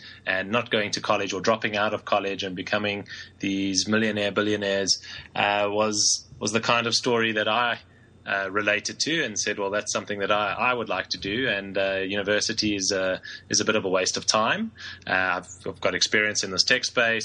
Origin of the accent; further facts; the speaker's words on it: Johannesburg, Gauteng, South Africa; Born and raised in Johannesburg in South Africa